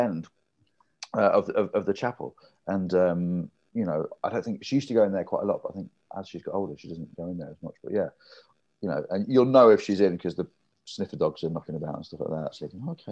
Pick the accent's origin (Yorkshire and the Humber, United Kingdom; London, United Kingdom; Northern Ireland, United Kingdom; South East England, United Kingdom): Yorkshire and the Humber, United Kingdom; Grimsby; I'm from Grimsby, very working class family, very working class town